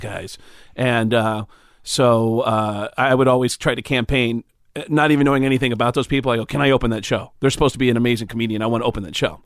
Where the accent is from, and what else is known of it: Mount Vernon, New York, United States; born or raised there